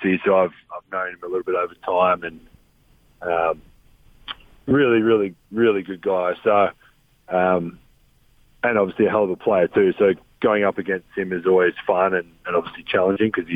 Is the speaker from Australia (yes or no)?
yes; Adelaide, South Australia, Australia; moved away as an adult; now in Salt Lake City, United States; growing up in Australia